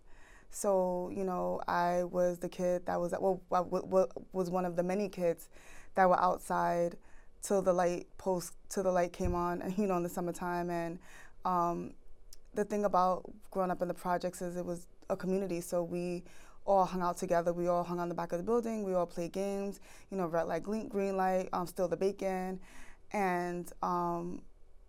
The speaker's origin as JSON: {"language": "English", "town": "New York City", "region": "New York", "country": "United States", "tie": "born or raised there", "said": "I grew up in Spanish Harlem, which is the east side of the upper west side of Manhattan"}